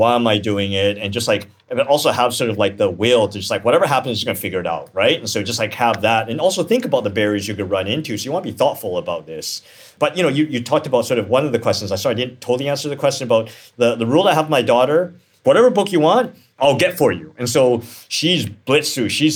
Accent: Canada; now in United States; I grew up in Canada

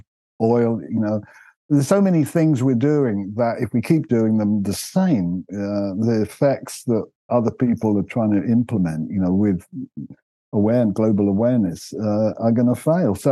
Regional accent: London, United Kingdom; moved away as an adult; also born or lived in North Devon; now in Devon, United Kingdom; Being a Londoner, I was used to built up areas

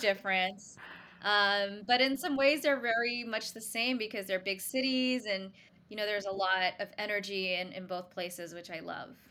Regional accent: Singapore; now in New York City, United States; originally, I grew up in Singapore, s, but I consider myself a New Yorker now as well

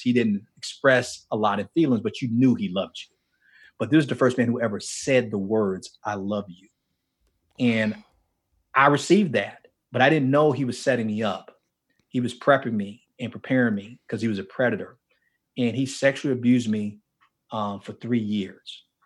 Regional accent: Miami, Florida, United States; moved away; I grew up in Miami and specifically in a place called Liberty City in Miami.

